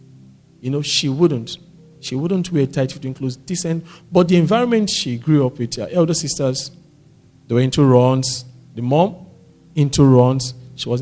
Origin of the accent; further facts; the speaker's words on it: Warri, Delta, Nigeria; I grew up in Warri